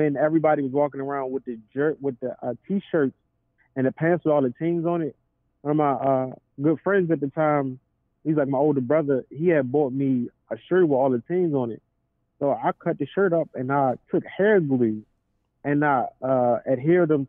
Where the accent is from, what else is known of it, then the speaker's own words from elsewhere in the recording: Baltimore, Maryland, United States; From Baltimore, Maryland, west side to be exact